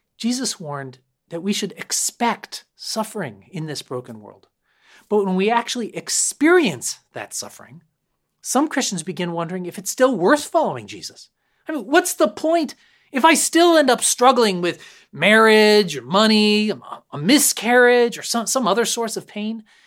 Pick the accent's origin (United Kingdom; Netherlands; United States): United States; Concord, Massachusetts; I grew up locally in Concord, Mass